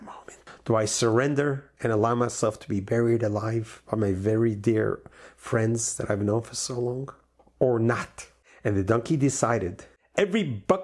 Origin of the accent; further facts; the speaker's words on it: New York, United States; When I grew up in New York